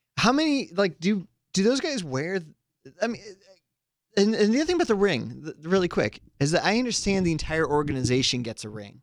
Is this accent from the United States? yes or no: yes; Santa Cruz, California, United States; my hometown of Santa Cruz, California